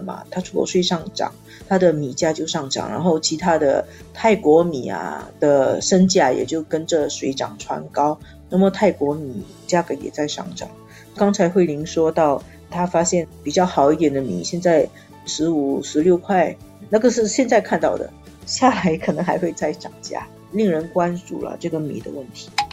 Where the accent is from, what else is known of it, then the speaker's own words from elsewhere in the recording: Singapore; 我们新加坡人